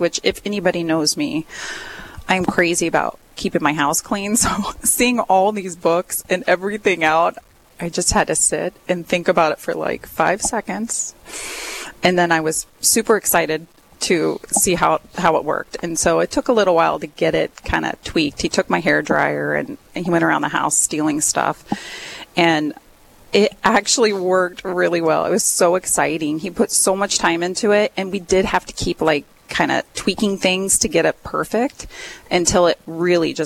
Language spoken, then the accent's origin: English; Kansas, United States; moved away as an adult; now in Duluth, United States; I am originally from Kansas, and I moved up here about 16 years ago